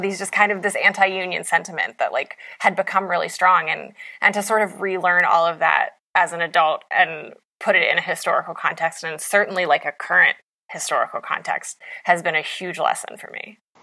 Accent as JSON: {"language": "English", "region": "West Virginia", "country": "United States", "tie": "born or raised there", "said": "as an Appalachian"}